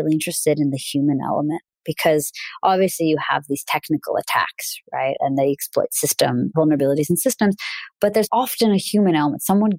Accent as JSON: {"language": "English", "country": "Russia", "first_language": "Russian", "second_language": "English", "said": "I'm originally from Russia. So I speak Russian fluently"}